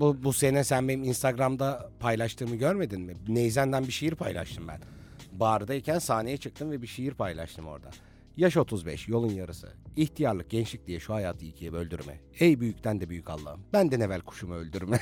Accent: Bursa, Turkey; Bir Bursalı olarak

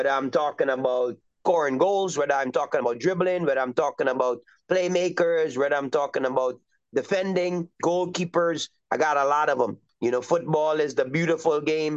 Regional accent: Trinidad & Tobago; now in United States; I'm originally from Trinidad and Tobago, which is in the Southern Caribbean

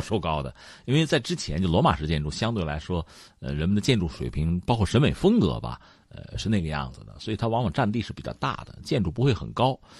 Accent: China; 我们中国人

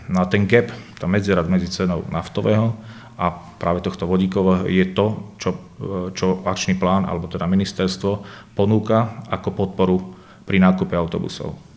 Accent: Banská Bystrica, Banská Bystrica Region, Slovakia; ja som z Banskej Bystrice, prídem sem z Banskej Bystrice

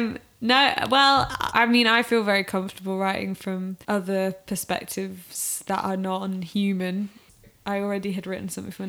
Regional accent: South East England, United Kingdom; now in Manchester, United Kingdom; I've lived in Manchester for 6-7 years and I'm from Oxfordshire which you can probably hear nuances of throughout.

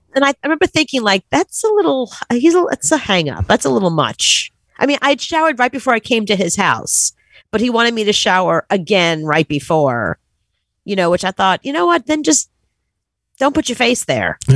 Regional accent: New York City, New York, United States; growing up in Brooklyn

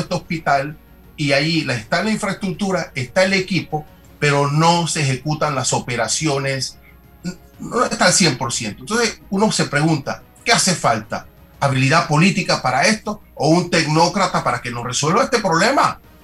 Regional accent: La Villa de Los Santos, Los Santos, Panama; mi pueblo, la Villa de los Santos

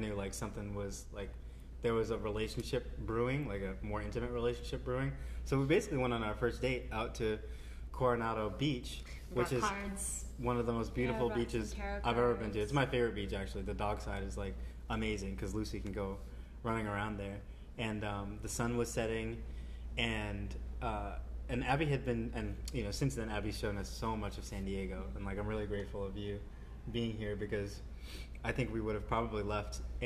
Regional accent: India; I'm Indian

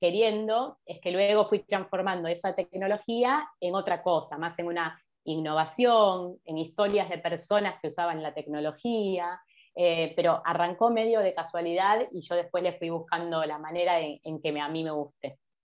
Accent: Argentina; como los argentinos

